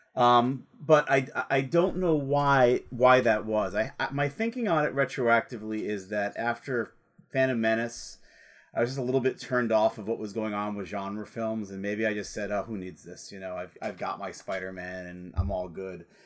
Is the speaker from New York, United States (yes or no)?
yes; New York, United States; proud of being, of being a New Yorker